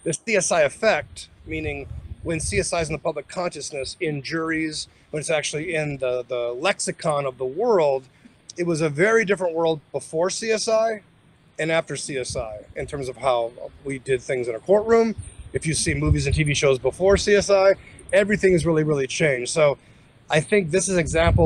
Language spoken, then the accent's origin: English; Las Vegas, Nevada, United States; I grew up in Las Vegas all of my life